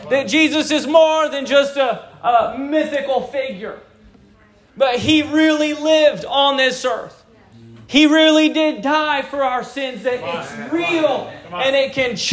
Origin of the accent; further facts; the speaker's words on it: Japan; born there; So I was born in Japan.